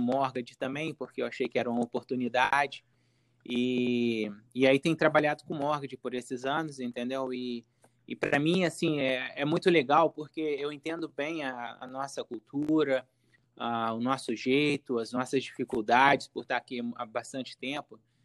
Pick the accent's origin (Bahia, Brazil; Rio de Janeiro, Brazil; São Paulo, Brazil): Rio de Janeiro, Brazil; Volta Redonda; accent: carioca; moved away as an adult; now in United States; eu sou do estado do Rio, Volta Redonda, estado do Rio.